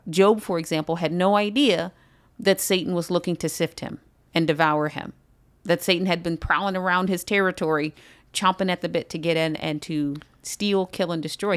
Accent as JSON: {"language": "English", "country": "United States"}